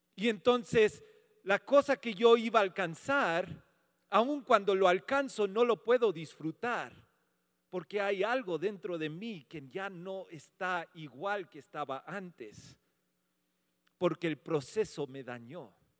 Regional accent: United States; moved away; soy un gringo

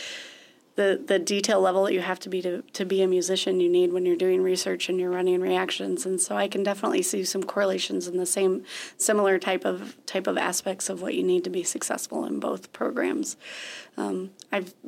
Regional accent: Webster Groves, Missouri, United States; moved away as an adult; also born or lived in Nashville, Tennessee / Joplin, Missouri; now in Chadron, United States; I grew up in a suburb of St. Louis called Webster Groves, Missouri

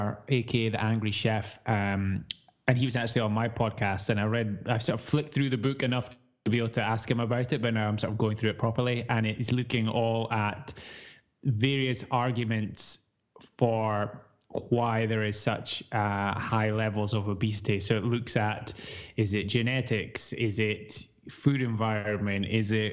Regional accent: Aberdeen, Scotland, United Kingdom; born in Aberdeen in Scotland, in the UK, in Europe, on this side of the pond. Yeah, we stay not too far away from there now

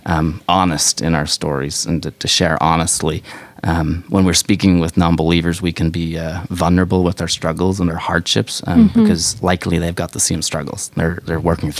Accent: Ireland; moved away as an adult; now in Chicago, United States; we're from Ireland, so we came over to Chicago 4 years ago.

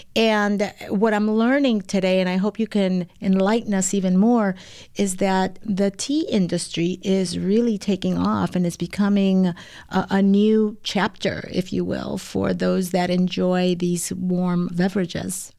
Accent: Mexico; now in Chicago, United States; I'm from Mexico, and in Mexico, there are certain types of teas that are just part of the culture

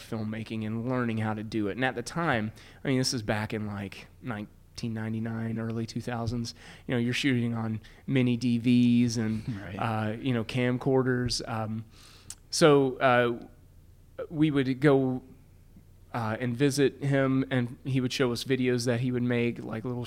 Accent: Glasgow, Kentucky, United States; also born or lived in Louisville, Kentucky; grew up in Glasgow, Kentucky, which is like South Central, transplanted to Louisville.

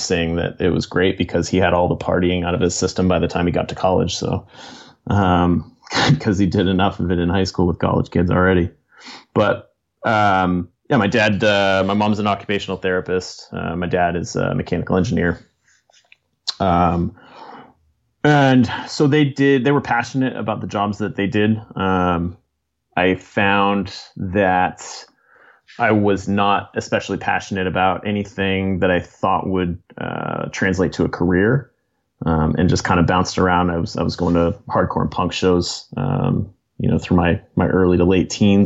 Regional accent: New Hampshire, United States; also born or lived in Massachusetts; I was born in Massachusetts, grew up mostly in New Hampshire, but obviously bounced around from state to state as well in the region

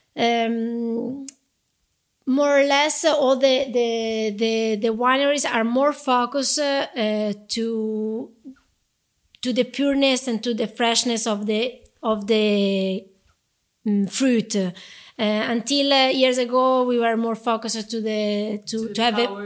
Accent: Chianti, Tuscany, Italy; English is a second language; moved away as an adult; now in Bulgaria; I grew up in Chianti.

